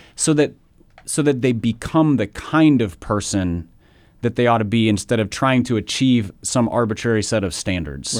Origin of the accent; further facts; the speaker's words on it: Minnesota, United States; I grew up in Minnesota